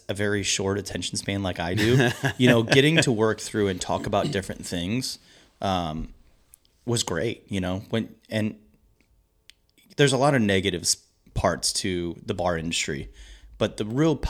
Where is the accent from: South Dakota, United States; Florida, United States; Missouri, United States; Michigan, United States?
Missouri, United States; Maryland Heights; I mean, I'm from Maryland Heights. When me and my wife got married, I wanted to live in St. Louis County.